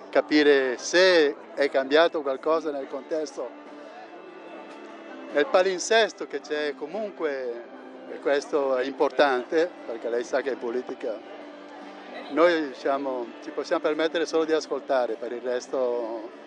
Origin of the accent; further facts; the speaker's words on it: Bergamo, Lombardy, Italy; Da Bergamo. Da Bergamo.